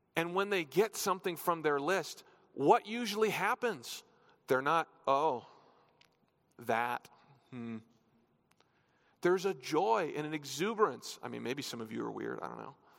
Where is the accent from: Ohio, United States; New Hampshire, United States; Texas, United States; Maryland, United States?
New Hampshire, United States; now in Colorado, United States; I grew up in New Hampshire